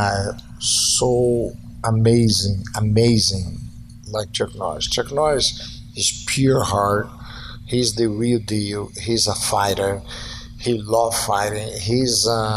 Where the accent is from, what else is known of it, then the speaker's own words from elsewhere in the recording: Brazil; moved away; Growing up in Brazil, I remember have a theater close to my house who only do Chinese